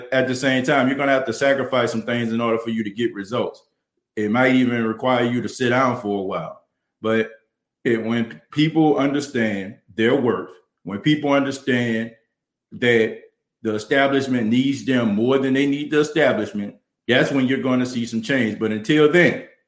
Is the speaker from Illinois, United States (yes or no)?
no; New Orleans, Louisiana, United States; accent: New Orleans accent; Southern dialect; my New Orleans accent or my Southern dialect